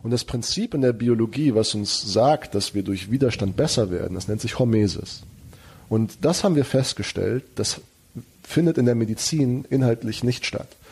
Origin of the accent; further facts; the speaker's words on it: Germany; also born or lived in United States; wir als Deutsche